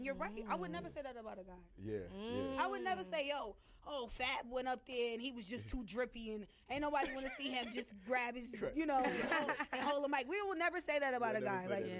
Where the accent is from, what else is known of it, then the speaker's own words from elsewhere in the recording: New York, United States; just being a New Yorker, I gave her a hard time.